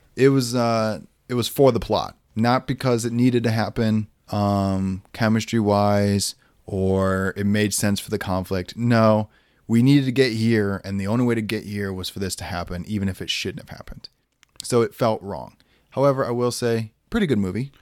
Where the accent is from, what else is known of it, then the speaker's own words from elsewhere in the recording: Lake Michigan, Midwest, United States; We grew up around Lake Michigan.